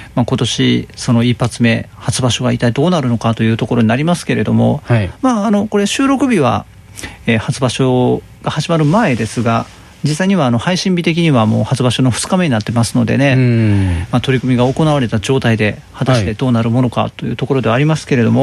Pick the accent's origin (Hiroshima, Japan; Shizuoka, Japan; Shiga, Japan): Shiga, Japan; Hikone; moved away; 今の私の実家、え、まあ、滋賀県彦根市